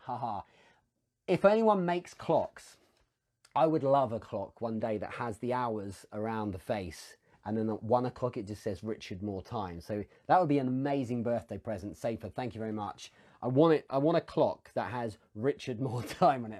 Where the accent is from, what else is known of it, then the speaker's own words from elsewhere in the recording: England, United Kingdom; as an Englishman